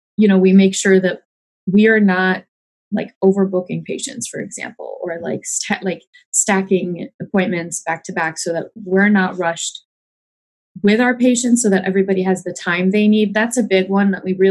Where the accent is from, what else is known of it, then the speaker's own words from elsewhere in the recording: Michigan, United States; moved away as an adult; now in Urbandale, United States; I am from Michigan. I studied out there